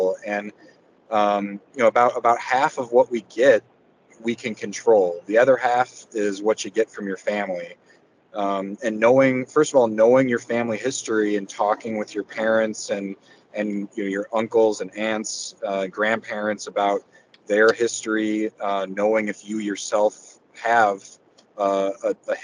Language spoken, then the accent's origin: English; University City, Missouri, United States; moved away; also born or lived in Michigan / Indiana / Miami, Florida / Detroit; I grew up in the St. Louis area in University City, moved away to Michigan